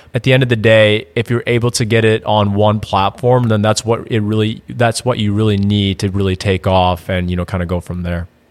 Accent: Madison, Wisconsin, United States; moved away as an adult; also born or lived in Indiana; now in Austin, United States; I'm actually originally from Madison, Wisconsin moved down to Austin, Texas in 2016

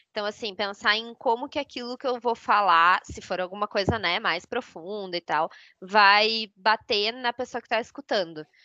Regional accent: São Leopoldo, Rio Grande do Sul, Brazil; now in São Paulo, Brazil; É, sou natural de São Leopoldo, Rio Grande do Sul também, e moro em São Paulo.

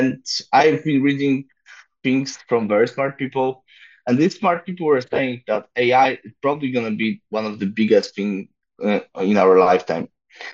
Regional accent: Poland; I'm from Poland

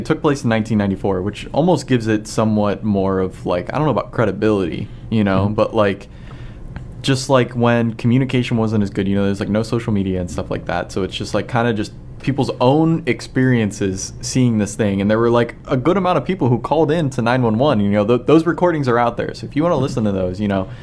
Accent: Champion, Ohio, United States; I grew up in Champion, Ohio, so not too far from there.

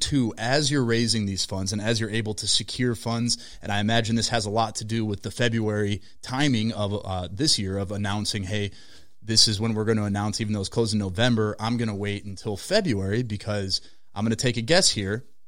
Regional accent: Minnesota, United States; We're from Minnesota, so Target has, like, this extra level of importance placed on it.

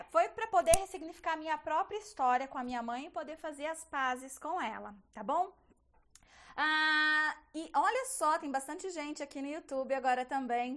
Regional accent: Bauru, São Paulo, Brazil; eu sou de uma cidade do interior de São Paulo, chama Bauru a minha cidade.

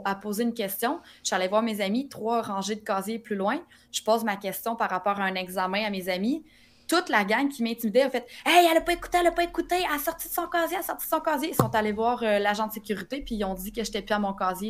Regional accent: Drummondville, Quebec, Canada; Je viens de Drummondville

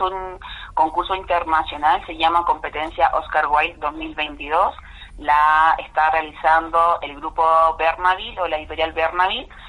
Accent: Curicó, Maule, Chile; vengo de Chile, de Curicó y siempre del campo.

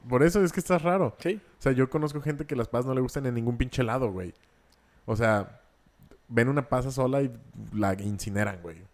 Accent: Mexico; nosotros los mexicanos

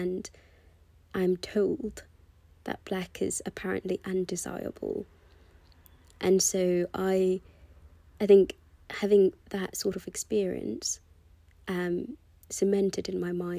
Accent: United Kingdom; accent: British; I worked so hard to lose my British accent, and I did actually sort of accomplish that. It's only that recently, since I've moved back to London, that I've sort of allowed myself to go back to my British accent.

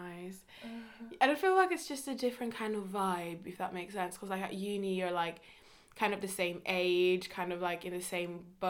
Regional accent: Kenya; So it's like when I was raised in Kenya, I was the white person, like I was that outsider person in a way.

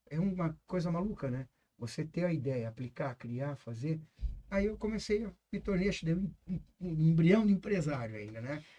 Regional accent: Santa Catarina, Brazil; é, sou filho de agricultores, de vim de Santa Catarina. Eu fiz faculdade em Curitiba, fiz agronomia.

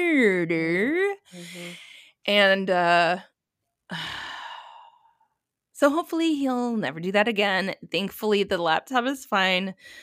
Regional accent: Minnesota, United States; I'm from Minnesota

